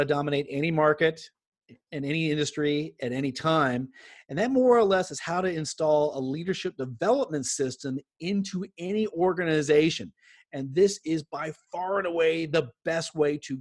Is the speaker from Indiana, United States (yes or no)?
no; Southern California, United States; I grew up in here in Southern California.